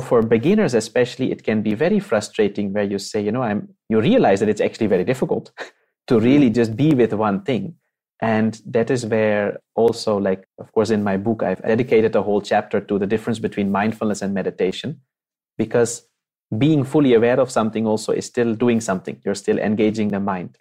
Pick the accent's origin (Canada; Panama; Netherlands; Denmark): Netherlands; moved away; I'm from the Netherlands. I was born and brought up there, uh, made in Holland.